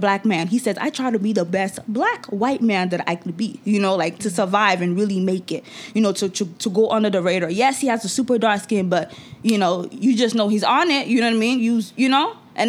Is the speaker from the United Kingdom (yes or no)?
no; Nigeria; moved away; for me as a Nigerian who lived in Nigeria